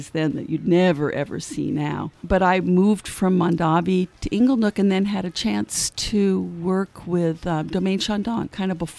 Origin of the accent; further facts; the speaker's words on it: California, United States; I am a I am a Californian